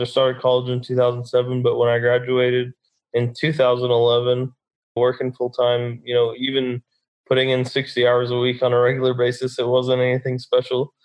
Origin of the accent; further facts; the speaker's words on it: Dallas, Texas, United States; I'm born and raised in Dallas, Texas